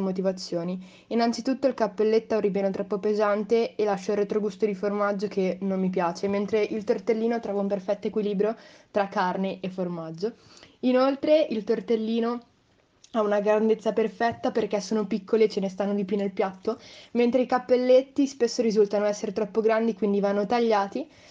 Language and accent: Italian; Emilia-Romagna, Italy; sia una romagnola doc